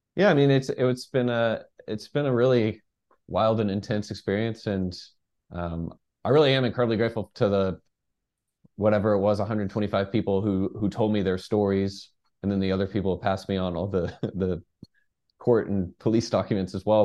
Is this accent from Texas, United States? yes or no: yes; Dallas, Texas, United States; moved away; also born or lived in New York; I'm from, from Dallas.